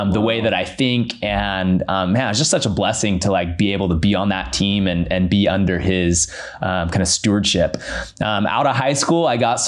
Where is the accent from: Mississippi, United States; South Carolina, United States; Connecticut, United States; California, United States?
California, United States; Sacramento; born and raised in Sacramento